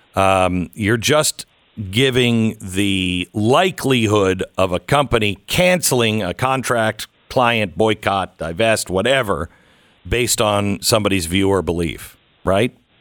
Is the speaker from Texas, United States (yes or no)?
no; Seattle, Washington, United States; I'm from Seattle. I, I grew up in Seattle